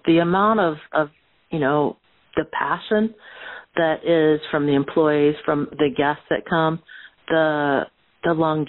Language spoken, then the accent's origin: English; Oakville, Ontario, Canada; So I grew up just outside of Toronto in a little town called Oakville.